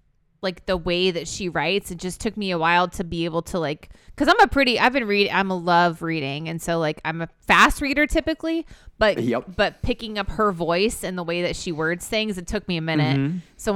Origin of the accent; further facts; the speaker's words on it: Florida, United States; chapter 10 is about literally growing up in Polk County, Florida, which is where Travis and I both grew up.